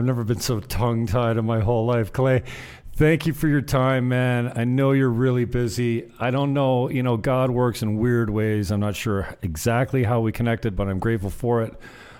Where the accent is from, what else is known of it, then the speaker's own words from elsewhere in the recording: Canada; moved away as an adult; now in Dominican Republic; I'm a Canadian that relocated to Dominican Republic because they locked us down.